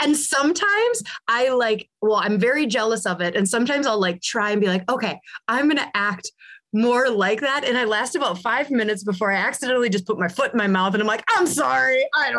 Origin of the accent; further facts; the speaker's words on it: California, United States; I'm born in 86, you know? And so like I said, I grew up in Southern California.